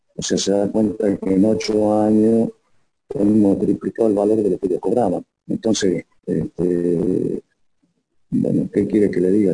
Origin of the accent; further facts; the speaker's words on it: Bolivia; nosotros como ciudadanos bolivianos